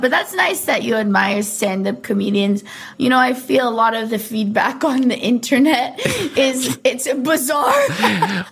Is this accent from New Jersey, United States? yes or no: no; Orange County, California, United States; I grew up in Orange County little surf kid